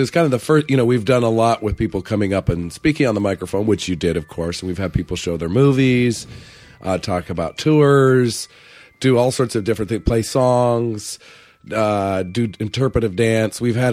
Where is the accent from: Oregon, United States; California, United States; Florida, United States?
Oregon, United States; Portland; I was born and raised in Portland, Oregon.